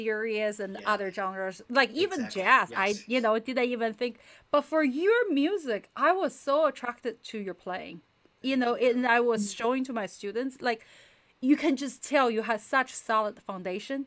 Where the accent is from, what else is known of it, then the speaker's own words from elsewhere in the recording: China; moved away; I grew up in China, so originally